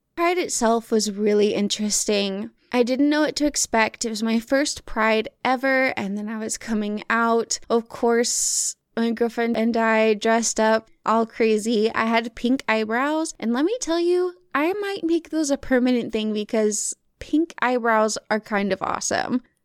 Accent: the Bible Belt, United States; also born or lived in Arkansas; now in Michigan, United States; I grew up on the Bible Belt

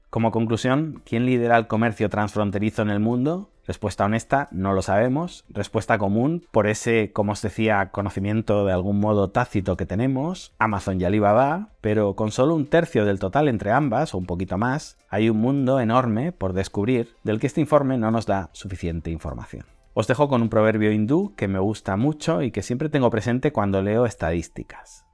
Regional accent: Spain; como español

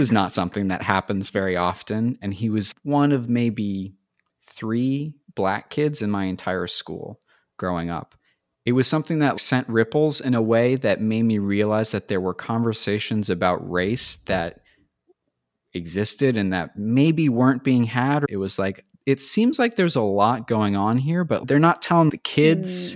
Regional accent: San Francisco Bay Area, California, United States; moved away as an adult; also born or lived in Los Angeles; I grew up just outside of San Francisco, and went to school in the city

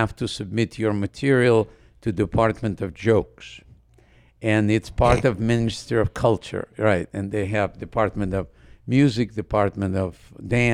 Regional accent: Odesa, Odesa Oblast, Ukraine; English is a second language; moved away as an adult; also born or lived in New York; I'm from Ukraine

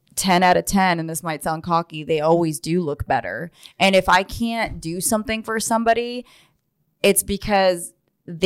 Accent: Israel; I'm from Israel, and I'm Jewish

